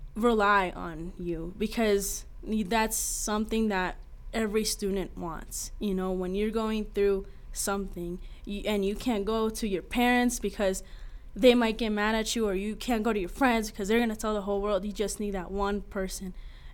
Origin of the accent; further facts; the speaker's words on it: Sheridan, Wyoming, United States; also born or lived in New York; I'm from Sheridan, Wyoming. I was born in New York.